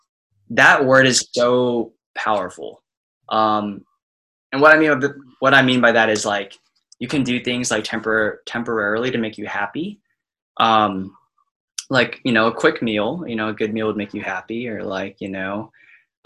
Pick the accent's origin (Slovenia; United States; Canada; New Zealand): United States; Austin, Texas; moved away as an adult; also born or lived in Dallas, Texas; I'm from Austin, so I went to UT Dallas, and I was the only person in like my high school friend group that went to UTD